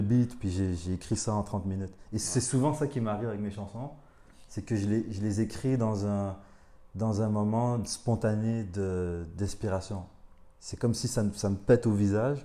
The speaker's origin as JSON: {"language": "French", "town": "Montreal", "region": "Quebec", "country": "Canada", "tie": "born or raised there", "also_born_or_lived": "Rwanda / Paris, France", "said": "on est arrivé au Canada quand j'avais 4 ans. Puis à partir de là, genre, euh, j'ai grandi à Montréal"}